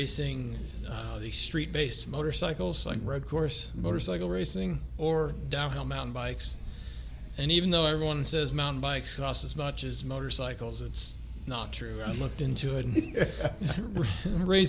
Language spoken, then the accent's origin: English; Missouri, United States; moved away as an adult; now in Denver, United States; I'm originally from Missouri